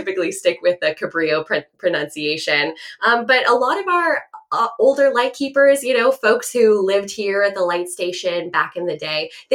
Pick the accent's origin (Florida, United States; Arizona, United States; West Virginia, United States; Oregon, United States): Oregon, United States; Bend; moved away as an adult; now in Fort Bragg, United States; I grew up in Bend, Oregon. That's where I lived all my life.